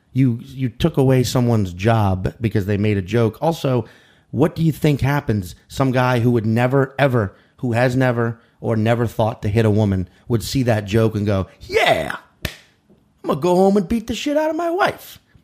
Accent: New Orleans, Louisiana, United States; now in New York City, United States; I'm from New Orleans, but my parents moved us to the suburbs, you know, and, and which only half an hour outside the city

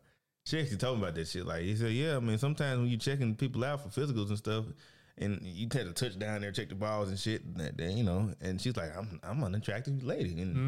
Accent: the South, United States; And I'm from the South

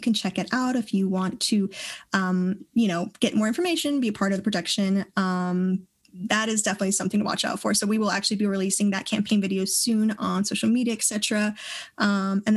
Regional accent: Colorado, United States; also born or lived in Oakland, California / San Francisco Bay Area; I'm from Colorado.

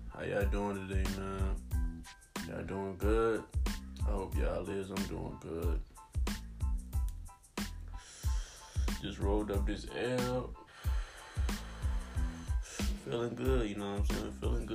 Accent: Charles City, Virginia, United States; I'm really from Charles City, Virginia. You know what I'm saying? Charles City County. Born and raised

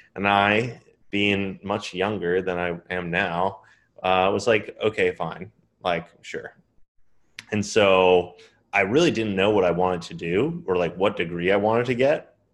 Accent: Long Island, New York, United States; I was born in New York on Long Island, and then I grew, I mean, I grew up there, was there until I turned eighteen

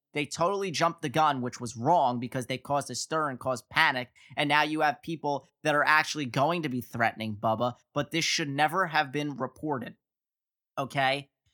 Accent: Northeast, United States; I'm from the Northeast

